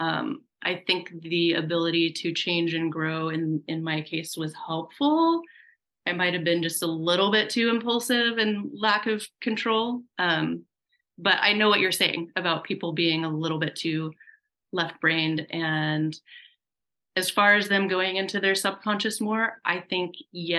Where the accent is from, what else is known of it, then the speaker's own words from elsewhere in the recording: Oregon, United States; moved away as an adult; also born or lived in Alaska; I grew up in Oregon in the countryside, you know, very rural